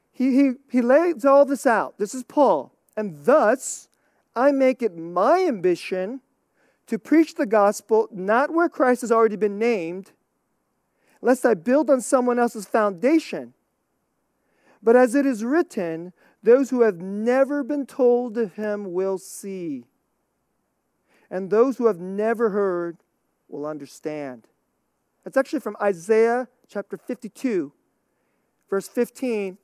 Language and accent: English; United States; I'm American